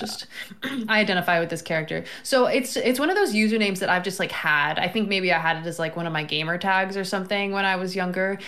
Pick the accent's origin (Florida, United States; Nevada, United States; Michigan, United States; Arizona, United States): Florida, United States; moved away; also born or lived in New York; I'm from Florida